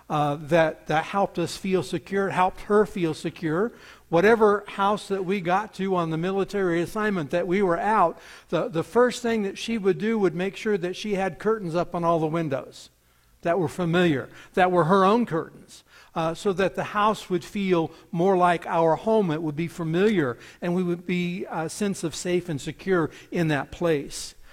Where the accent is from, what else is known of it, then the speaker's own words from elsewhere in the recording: United States; born there; I was born here in the United States and I was born on a reservation. Happened to be a military reservation, but nonetheless, it was a reservation.